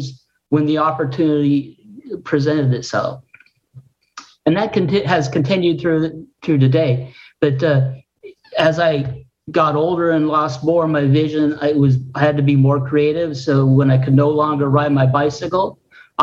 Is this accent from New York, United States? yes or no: no; Juneau, Alaska, United States; I grew up in Alaska